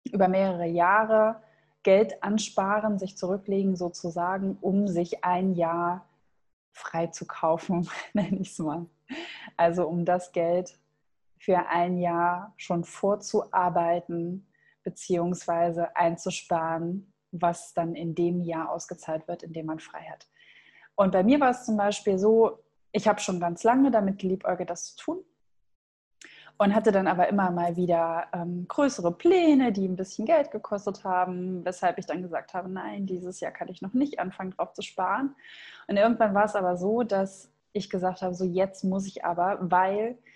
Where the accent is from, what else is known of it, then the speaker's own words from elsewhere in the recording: Thuringia, Germany; now in Hamburg, Germany; Und zwar komme ich ja ursprünglich aus Thüringen und meine Eltern sind tatsächlich beide auch Lehrer